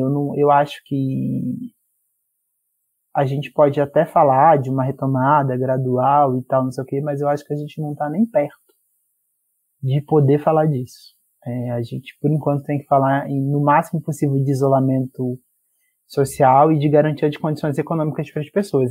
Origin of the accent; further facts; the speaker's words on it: Rio de Janeiro, Brazil; Eu sou da Zona Oeste do Rio de Janeiro, cresci em Realengo, Padre Miguel, Bangu, por ali